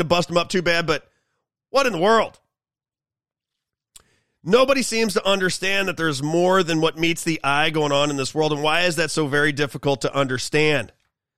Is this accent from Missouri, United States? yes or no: yes; St. Louis, Missouri, United States; I grew up in St. Louis. I'm a St. Louis kid